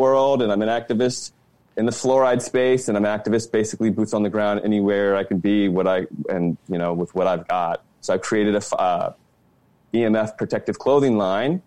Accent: D.C., Virginia, United States; born or raised there; moved away as an adult; also born or lived in California

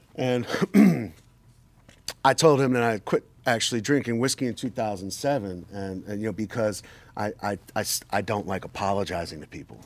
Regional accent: New York, United States; I'm from New York

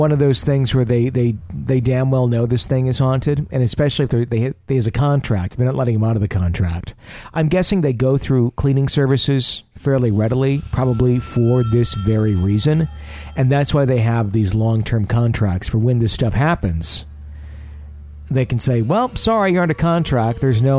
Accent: Melbourne, Victoria, Australia; I'm from Melbourne, Australia.

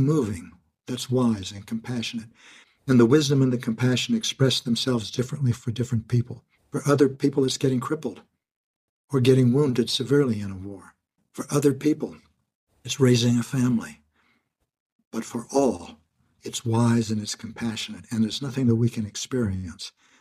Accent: Kansas, United States; moved away as an adult; I was born in Kansas in a small rural town to lower middle class family.

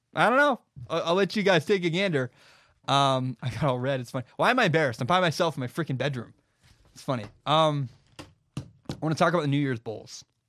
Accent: Washington, United States; I'm from Washington

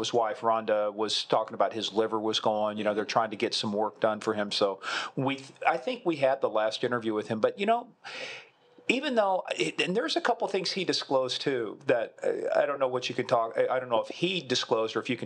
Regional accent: Kansas, United States; I'm from Kansas

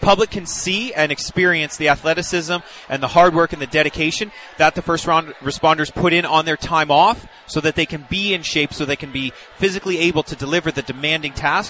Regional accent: Barrie, Ontario, Canada; Originally Barrie, Ontario.

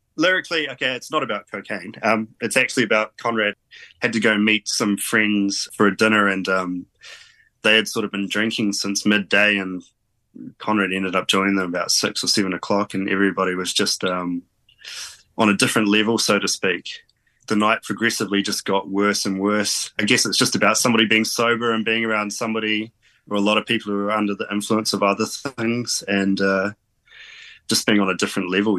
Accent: Auckland, New Zealand; moved away as an adult; also born or lived in England; now in Cambridge, New Zealand; We're all from Auckland originally, pretty much. It's just recently I made the move down to Cambridge

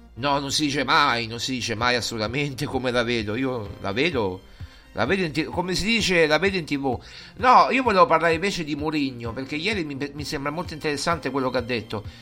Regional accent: Rome, Lazio, Italy; non sono neanche eh, di San Basilio, sono di Coglianiene.

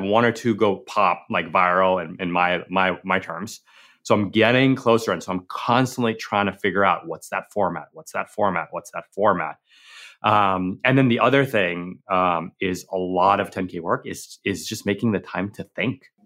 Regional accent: New York, United States; growing up in New York

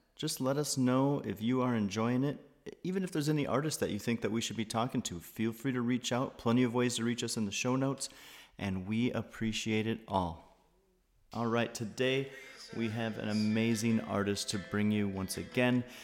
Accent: Wisconsin, United States; I'm from Wisconsin

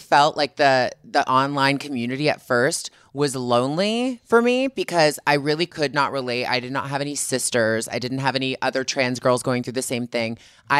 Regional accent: Toronto, Ontario, Canada; now in Los Angeles, United States; I moved to LA from Toronto

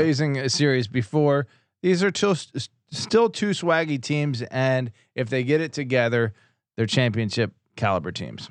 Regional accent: East Coast, United States; I grew up on the East Coast

